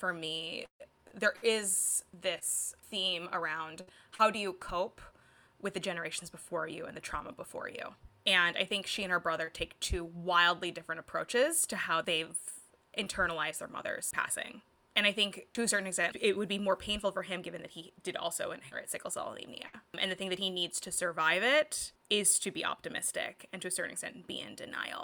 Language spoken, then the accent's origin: English; United States; as an Asian American